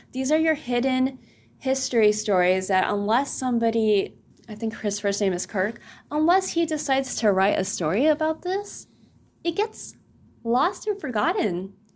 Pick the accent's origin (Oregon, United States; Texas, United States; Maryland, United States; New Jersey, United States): Texas, United States; the Rio Grande Valley; moved away; Coming from the valley, our beach is South Padre Island